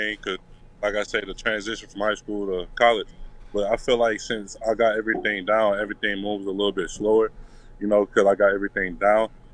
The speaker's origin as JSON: {"language": "English", "town": "Detroit", "region": "Michigan", "country": "United States", "said": "I'm from Detroit, so like I wanted to be back home, and I wanted to put on the show for my family back home."}